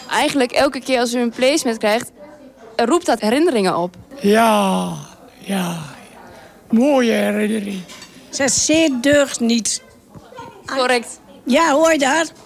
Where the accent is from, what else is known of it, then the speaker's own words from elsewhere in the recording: Enschede, Overijssel, Netherlands; Ja, omdat ik zelf uit Enschede kom. Ik ken heel Enschede.